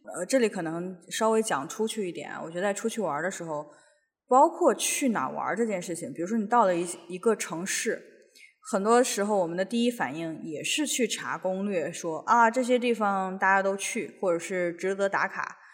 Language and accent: Chinese; northern China, China; now in Seattle, United States; 我们，就是北方人吃的那种豆腐脑